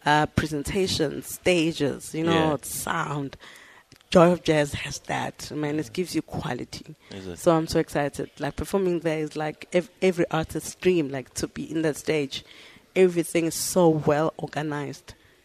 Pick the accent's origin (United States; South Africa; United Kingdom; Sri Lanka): South Africa; Umlazi, KwaZulu-Natal; also born or lived in Empangeni; I was born in Mpangeni, Ngwelezane Hospital.